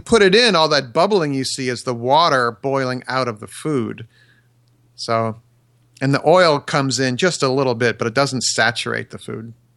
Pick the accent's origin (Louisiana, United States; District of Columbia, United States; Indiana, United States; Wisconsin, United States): Wisconsin, United States; I grew up in Wisconsin, so maybe it's a Wisco thing